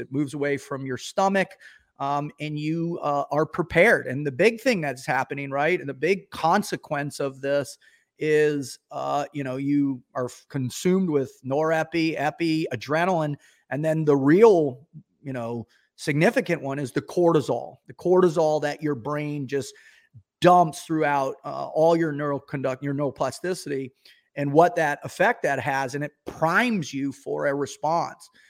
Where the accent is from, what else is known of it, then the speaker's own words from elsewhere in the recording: Boca Raton, Florida, United States; I grew up in Boca Raton, Florida